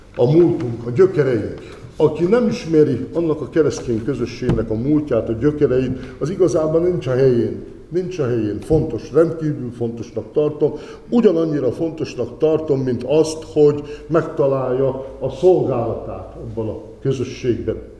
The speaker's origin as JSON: {"language": "Hungarian", "town": "Zselickisfalud", "region": "Somogy", "country": "Hungary", "tie": "born or raised there", "moved": "yes", "lives_now": "Kaposvár, Hungary", "said": "a szülőfalumnak a lelkésze, és Zseric kisfaludi vagyok"}